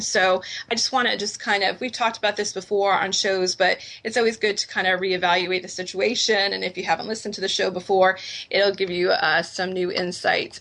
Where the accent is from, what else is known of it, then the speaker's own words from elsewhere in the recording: New England, United States; I grew up in New England and we grew up at Dunkin' Donuts